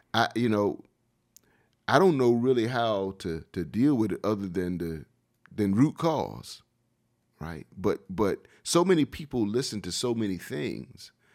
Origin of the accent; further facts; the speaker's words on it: Wilmington, North Carolina, United States; Growing up in Wilmington all my life